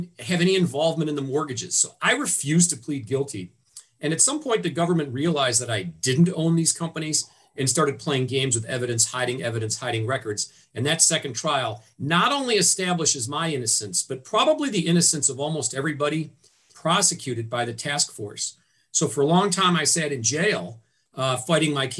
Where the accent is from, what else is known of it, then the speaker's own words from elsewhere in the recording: Cleveland, Ohio, United States; also born or lived in Washington, D.C.; I'm born and raised in Cleveland